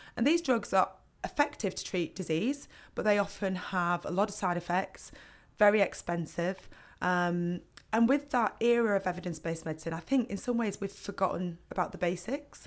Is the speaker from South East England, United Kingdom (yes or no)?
no; Burnley, North West England, United Kingdom; I grew up in Burnley